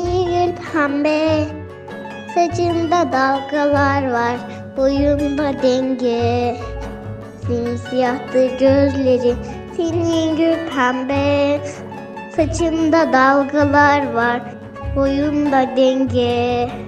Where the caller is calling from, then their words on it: Kocaeli, Turkey; Ben Kocaeli'den.